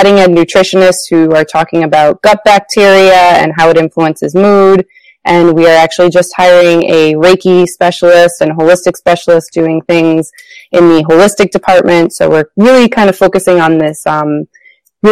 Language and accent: English; New Jersey, United States; moved away as an adult; now in Rhode Island, United States; I am originally from New Jersey and moved to the tiny state of Rhode Island for grad school.